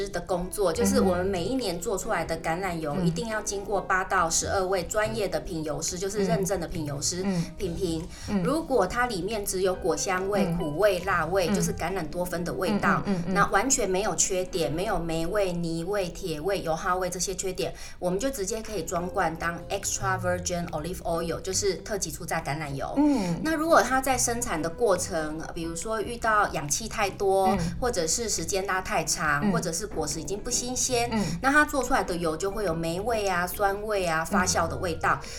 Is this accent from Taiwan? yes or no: yes; Chiayi, Taiwan; 那你如果像我妈妈，因为我是嘉义人。